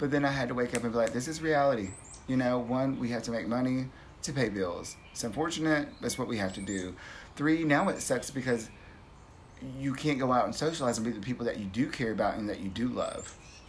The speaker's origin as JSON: {"language": "English", "town": "Cochrane", "country": "Canada", "said": "I'm from Cochrane."}